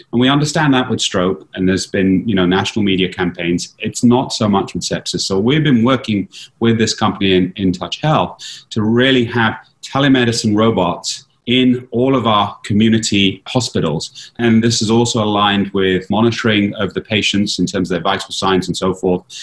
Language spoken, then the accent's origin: English; London, United Kingdom; now in Philadelphia, United States; I'm from London